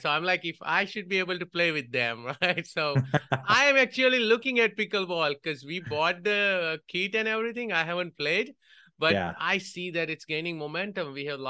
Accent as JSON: {"language": "English", "country": "India", "tie": "born or raised there", "moved": "as an adult", "said": "You know, growing up in India, it was all about cricket. But when I moved here, and before then, I was watching a lot of tennis in India, but we didn't have courts."}